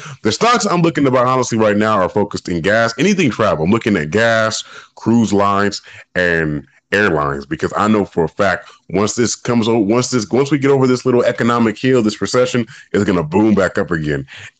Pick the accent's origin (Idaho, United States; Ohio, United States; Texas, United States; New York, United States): Texas, United States; Dallas; I'm from Dallas. Hey, shout out to everybody out there in Dallas.